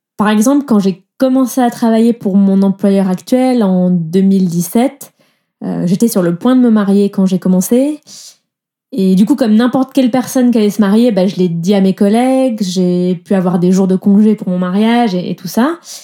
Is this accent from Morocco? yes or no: no; southern France, France; moved away as an adult; now in Switzerland; moi, je viens du sud de la France